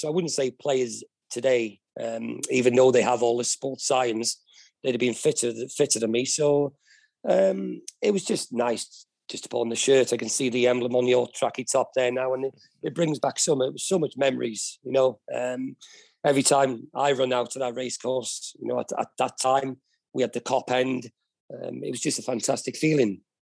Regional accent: Wales, United Kingdom; being a Welshman

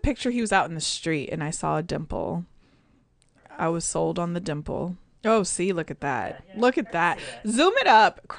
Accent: Chicago, Illinois, United States; born there; I was born in Chicago and I'm a Bulls fan forever.

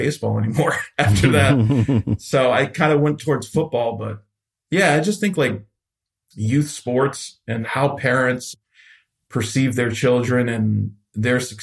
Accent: Central Falls, Rhode Island, United States; I grew up in Central Falls, which is like right next to Pawtucket.

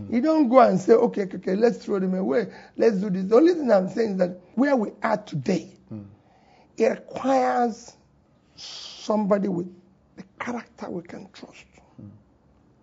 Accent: South East Nigeria, Nigeria; also born or lived in Onitsha, Anambra State; I'm from the Southeast or because I'm an Igbo man

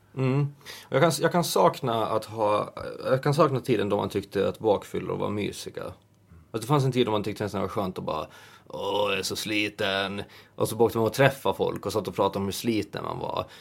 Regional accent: Åland Islands; moved away as an adult; now in Stockholm, Sweden; hemma på Åland

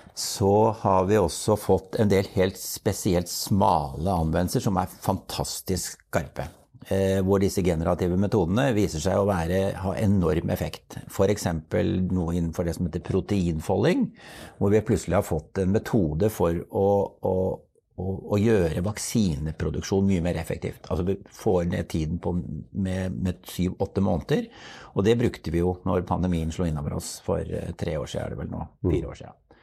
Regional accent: Norway; vi har en sterk base her hjemme i Norge

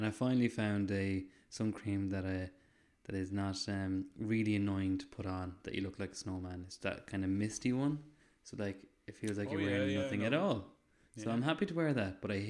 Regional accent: Ireland; I'm Irish in the sun, true and true.

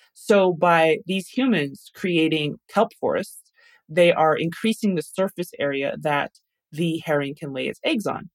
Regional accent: Taos, New Mexico, United States; now in Albuquerque, United States; I'm from Taos, New Mexico, originally. That's where I grew up, but I currently live in Albuquerque, New Mexico

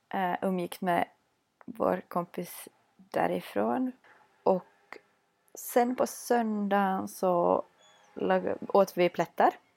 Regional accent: Vörå, Ostrobothnia, Finland; moved away as an adult; now in Vaasa, Finland; bodde i min hemby Vörå

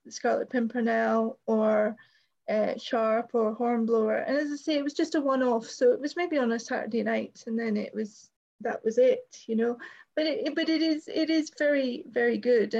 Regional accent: Norfolk, East of England, United Kingdom; born or raised there; also born or lived in Scotland

